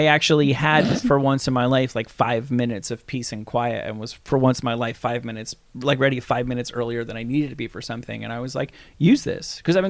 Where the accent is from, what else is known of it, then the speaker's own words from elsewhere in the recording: Hackensack, New Jersey, United States; I was born in Claremont Hospital in Hackensack, New Jersey.